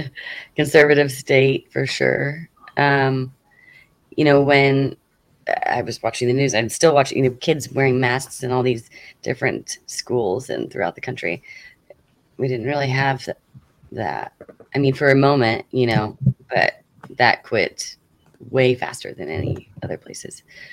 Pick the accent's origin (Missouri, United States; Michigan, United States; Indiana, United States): Indiana, United States; It's decent. There's some parts, though, of course, like any place that you don't want to grow up there. You know, we have Gary, Indiana, which has a extremely high crime rate.